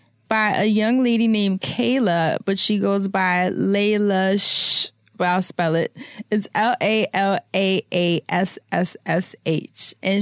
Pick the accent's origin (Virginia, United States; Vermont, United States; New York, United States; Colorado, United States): New York, United States; Harlem; I'm from Harlem.